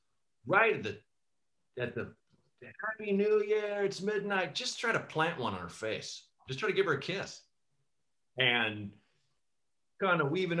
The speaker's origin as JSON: {"language": "English", "town": "Portland", "region": "Oregon", "country": "United States", "tie": "born or raised there", "said": "Portland, Oregon."}